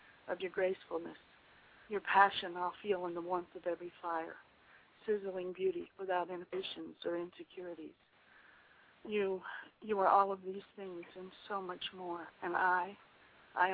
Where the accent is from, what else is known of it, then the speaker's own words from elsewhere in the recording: Waycross, Georgia, United States; also born or lived in Chambersburg, Pennsylvania; I'm originally from Waycross, Georgia